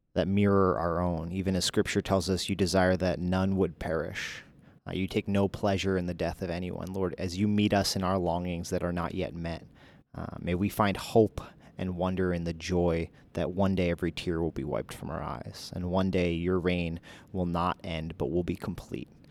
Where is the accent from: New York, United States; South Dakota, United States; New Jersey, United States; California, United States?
New Jersey, United States; moved away; I'm from Jersey